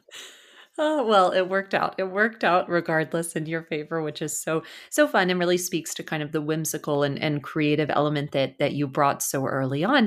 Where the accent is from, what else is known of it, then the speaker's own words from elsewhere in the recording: Dallas, Texas, United States; I'm originally from Dallas as well